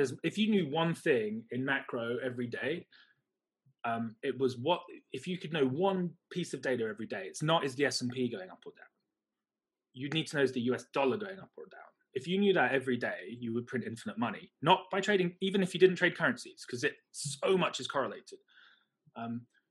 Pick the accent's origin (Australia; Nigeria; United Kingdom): United Kingdom; also born or lived in China; now in Hong Kong; I'm British, I live in Hong Kong